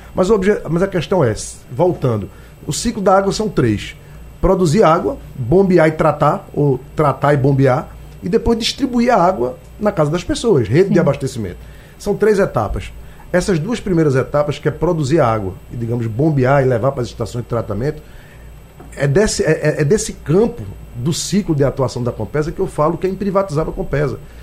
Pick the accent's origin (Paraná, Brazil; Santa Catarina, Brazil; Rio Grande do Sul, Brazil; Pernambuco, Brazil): Pernambuco, Brazil; moved away as an adult; Eu sou pernambucano, como disse, não foi um sacrifício voltar para minha terra